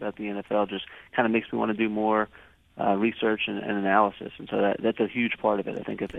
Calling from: New York City, New York, United States; I'm calling from the peaceful streets of Times Square in New York City this morning.

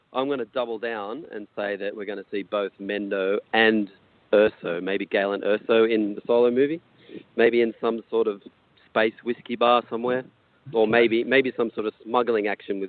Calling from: Sydney, New South Wales, Australia; Hey there, it's … calling from the Sydney Cricket Ground.

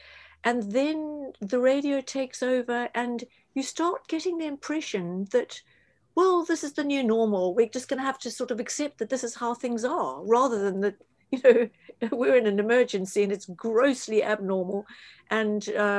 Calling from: London, United Kingdom; I don't know what it's like in the States. I'm speaking from London.

